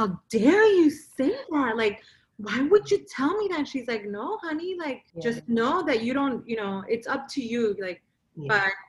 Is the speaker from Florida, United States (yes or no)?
yes; Miami, Florida, United States; moved away as an adult; I was born and raised in Miami.